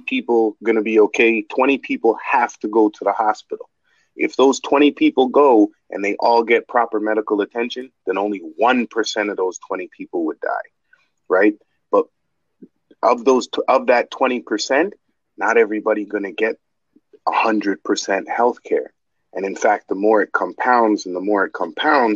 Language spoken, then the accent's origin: English; Canada; We're Canadian